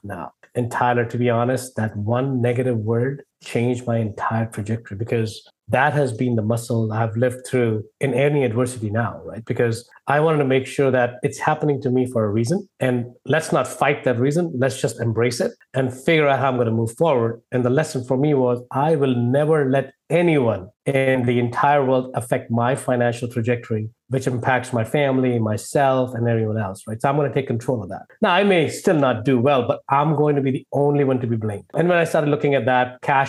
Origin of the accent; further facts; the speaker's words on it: India; moved away as an adult; now in United States; if my accent didn't give away, or if my name didn't give away, I grew up in India. I've moved to the US in 2000